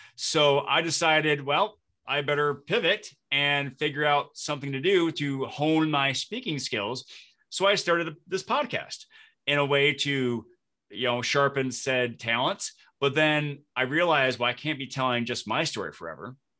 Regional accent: Flint, Michigan, United States; moved away as an adult; also born or lived in Detroit, Michigan; now in Minnesota, United States; I live in Minnesota, but I'm originally from Flint, Michigan

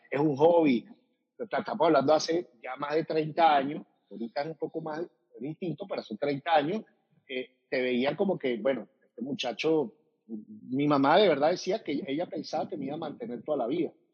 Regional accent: Venezuela; moved away; somos venezolanos

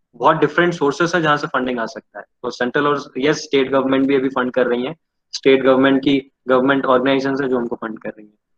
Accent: Baral village near Cuttack, Odisha, India; मैं एक गांव से बिलोंग करता हूँ गांव का नाम है बराल जो बॉलिस मोजा में बॉलिस मोजा is a place near Cuttack Odisha

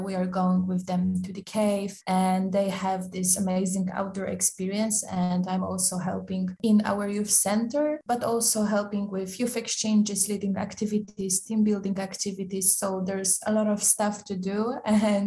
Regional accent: Poland; moved away as an adult; now in Zagreb, Croatia; I'm from Poland and I'm 24 this year

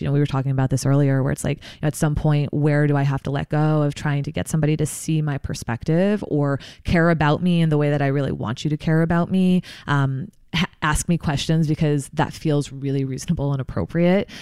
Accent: New Jersey, United States; I'm from New Jersey originally, uh, grew up there.

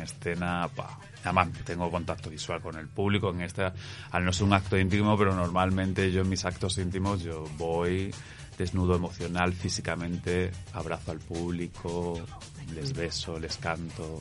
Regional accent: Cáceres, Extremadura, Spain; also born or lived in Latin America; now in Madrid, Spain; Sí, vivo en Madrid, pero soy eh, de Cáceres, de la región de Extremadura. Pero ya llevo 18 años en Madrid

